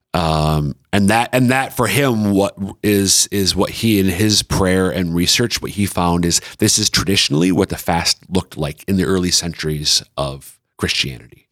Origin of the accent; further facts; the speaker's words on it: central Minnesota, United States; moved away as an adult; now in South Dakota, United States; I'm from central Minnesota, but our kids are all eastern South Dakotans